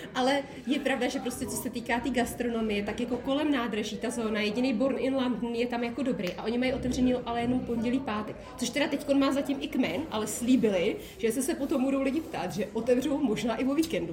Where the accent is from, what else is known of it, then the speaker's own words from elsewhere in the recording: South Bohemian Region, Czechia; also born or lived in České Budějovice; já jsem nikdy jinde nebydlela než v Jižních Čechách